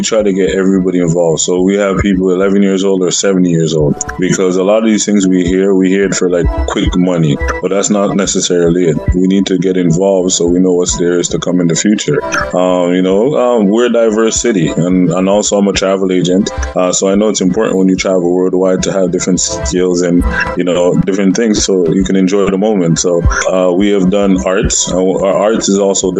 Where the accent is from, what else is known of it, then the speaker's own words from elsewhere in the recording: Canada; also born or lived in Montreal, Quebec / Peel, Ontario; Being an immigrant myself and growing up in Montreal and also in Peel